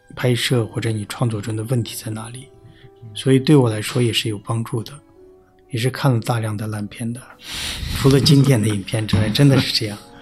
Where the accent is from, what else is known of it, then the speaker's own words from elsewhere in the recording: Tibetan areas, China; 在藏地不会分得那么清楚嗯。但是就我们老家那边就是，呃，宁玛巴嘛